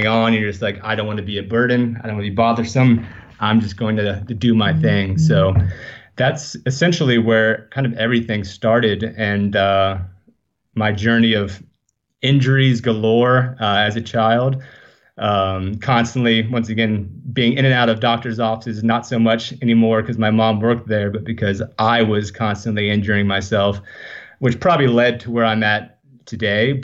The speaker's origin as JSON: {"language": "English", "town": "Leesburg", "region": "Florida", "country": "United States", "tie": "born or raised there", "moved": "yes", "lives_now": "Venice, California, United States", "said": "I was born in Leesburg, Florida. So I don't think it's a place that many people have ever heard of. But yeah, I was born in Central Florida area."}